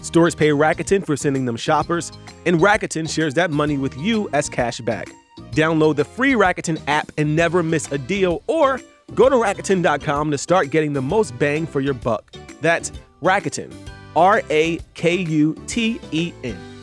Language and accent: English; Philadelphia, Pennsylvania, United States; I am from Philly